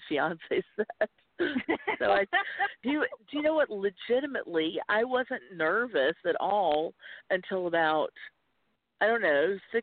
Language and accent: English; small town outside of Winston-Salem, North Carolina, United States; accent: Southern; also born or lived in Wilmington, North Carolina; I grew up in the South. I'm from a small town outside of Winston-Salem